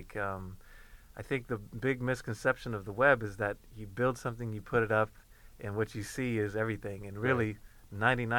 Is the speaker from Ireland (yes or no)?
no; Sweden; moved away; also born or lived in Inglewood; I grew up even in Sweden